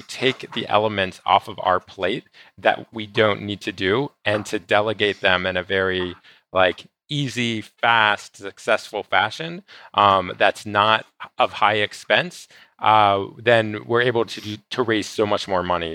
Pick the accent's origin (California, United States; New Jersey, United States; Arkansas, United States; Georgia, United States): Georgia, United States; Atlanta; also born or lived in Israel; now in Las Vegas, United States; I actually live in Las Vegas now. I'm originally from Atlanta, Georgia, and by way of Israel.